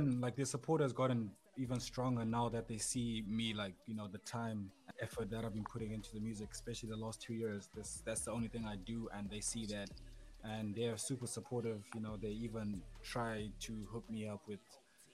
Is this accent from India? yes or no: no; Bulawayo, Zimbabwe; now in Germany; from Bulawayo, Zimbabwe.